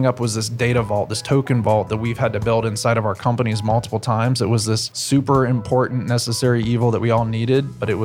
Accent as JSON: {"language": "English", "town": "Columbus", "region": "Ohio", "country": "United States", "tie": "born or raised there", "said": "I've been a Columbus native most of my life. So I'm from Columbus, not San Diego"}